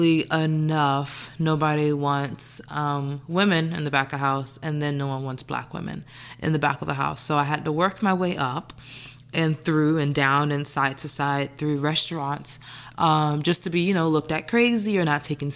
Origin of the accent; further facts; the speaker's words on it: Orlando, Florida, United States; now in New York City, United States; born and raised in Orlando